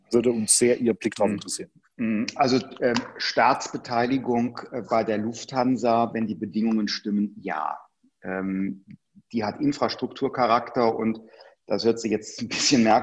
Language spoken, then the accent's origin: German; Germany; wir als Deutsche waren die Ersten, die trotz der Bilder aus Bergamo gesagt haben, Schutzmaterialien exportieren wir selbst an europäische Partner nicht.